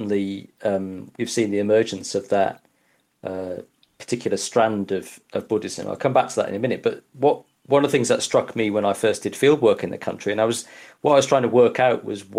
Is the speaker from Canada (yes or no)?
no; Yorkshire and the Humber, United Kingdom; I grew up in Yorkshire in the 80s